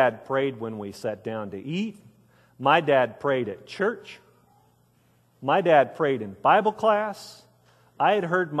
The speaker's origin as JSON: {"language": "English", "town": "Wichita Falls", "region": "Texas", "country": "United States", "tie": "born or raised there", "said": "I grew up in Wichita Falls, Texas, here in North Texas"}